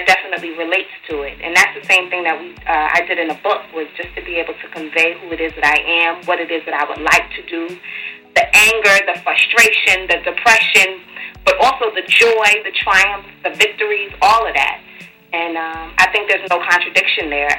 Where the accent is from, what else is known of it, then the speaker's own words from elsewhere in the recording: New York City, New York, United States; Born and raised in Brooklyn.